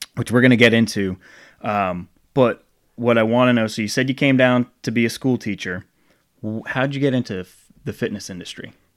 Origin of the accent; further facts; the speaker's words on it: Rhode Island, United States; now in Charlotte, United States; I grew up in Rhode Island.